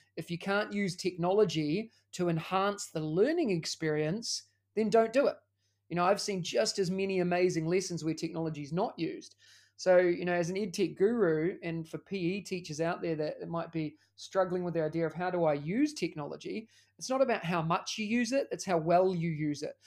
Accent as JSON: {"language": "English", "country": "New Zealand", "moved": "as an adult", "lives_now": "Singapore", "said": "As you can tell by the accent, I'm also from New Zealand"}